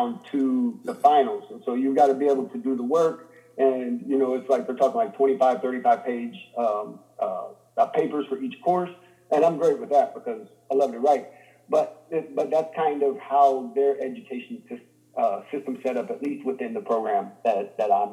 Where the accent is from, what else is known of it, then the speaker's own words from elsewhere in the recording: Indiana, United States; growing up in Indiana in the 90s